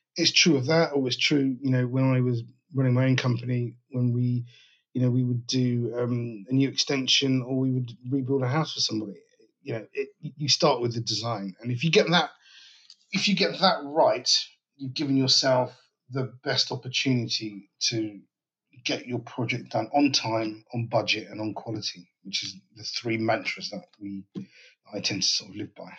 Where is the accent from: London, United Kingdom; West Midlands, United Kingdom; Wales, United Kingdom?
London, United Kingdom; I'm based in northwest London, a place called Dollis Hill, just around the corner from where I was born, actually, in Willesden